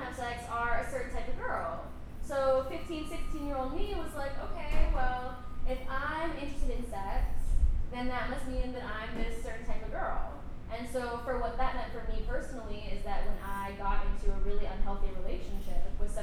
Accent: Texas, United States; I was growing up in Texas

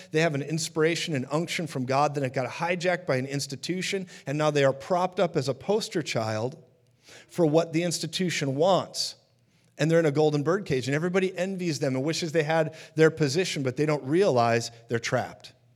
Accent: Minneapolis, Minnesota, United States; I'm from Minneapolis, Minnesota

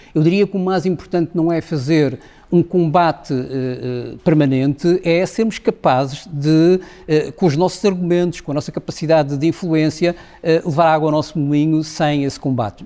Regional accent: Madeira, Portugal; eu sou madeirense e tenho uma, uma, uma, relação muito emotiva com a Madeira

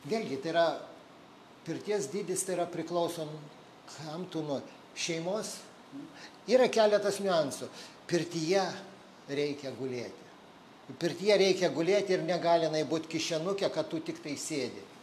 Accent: Lithuania; mes, lietuviai, turim unikalų dalyką

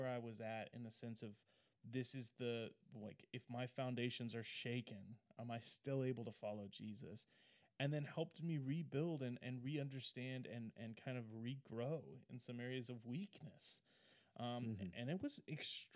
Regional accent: Oregon, United States; I grew up in Oregon

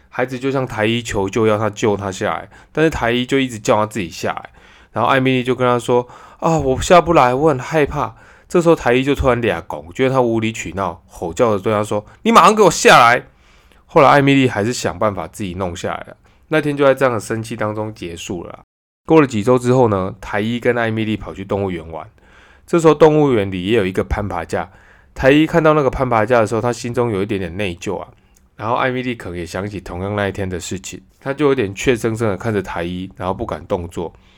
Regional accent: southern Taiwan, Taiwan; moved away; 我是南部人啊，有时候回南部会提早一天请假

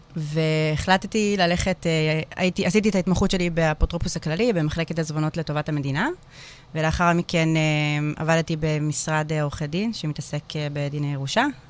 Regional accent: Hadera, Haifa District, Israel; נולדתי וגדלתי בחדרה, וגם היום אני בחדרה

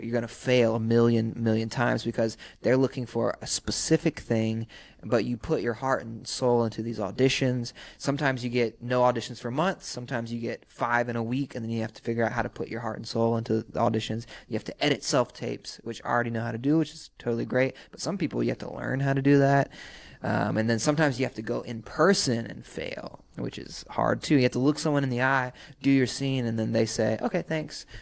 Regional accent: Sumter, South Carolina, United States; now in Los Angeles, United States; I'm from Sumter, South Carolina.

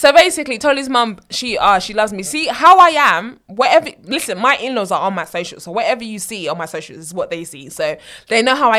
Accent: Nigeria; Because obviously, we're Nigerians. Kule. Exactly, we're Nigerian.

